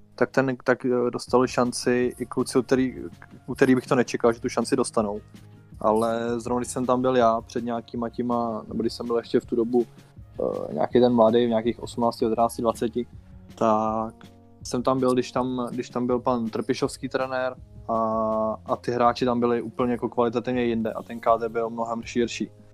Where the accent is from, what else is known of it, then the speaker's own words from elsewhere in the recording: Bohemia, Czechia; z Čech tam nebylo, tam jsme byli jsem dva